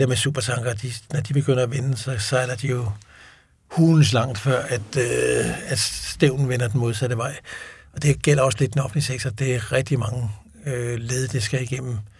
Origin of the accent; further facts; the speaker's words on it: Denmark; et fast udtryk, vi bruger ikke som danskere